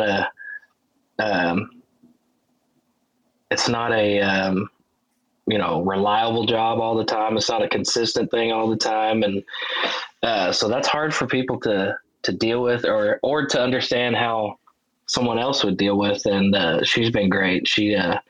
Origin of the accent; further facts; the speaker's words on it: Wichita Falls, Texas, United States; my hometown, Wichita Falls